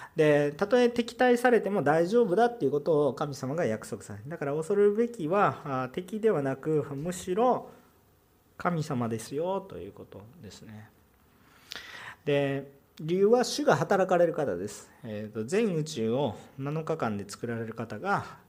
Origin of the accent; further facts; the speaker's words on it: Osaka, Japan; accent: Kansai dialect; 私関西弁になってきたら本本性がバレてきてますからね本気で喋ってると思ってるあ の大阪出身なんですすいません